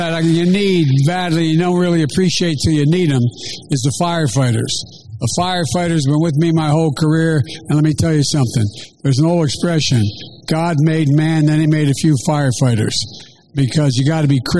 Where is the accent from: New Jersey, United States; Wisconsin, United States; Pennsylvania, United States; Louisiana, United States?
Pennsylvania, United States; Scranton; growing up in Scranton